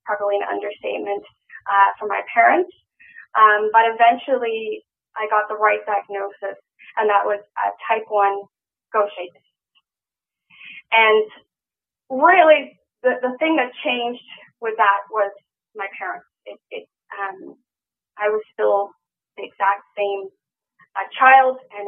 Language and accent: English; Cape Town, Western Cape, South Africa; I was born in Cape Town, South Africa in 1983